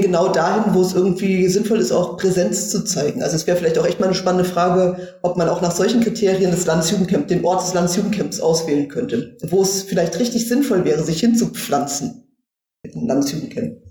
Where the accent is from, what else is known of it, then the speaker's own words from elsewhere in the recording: Wiesbaden, Hesse, Germany; moved away as an adult; also born or lived in Berlin; ich komme ja aus Wiesbaden gebürtig